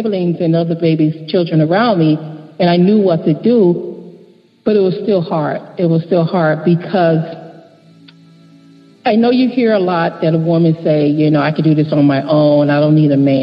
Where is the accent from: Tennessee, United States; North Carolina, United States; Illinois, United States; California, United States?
Illinois, United States; Chicago; I was born and raised in Englewood, Chatham area of Chicago, the Robert Taylors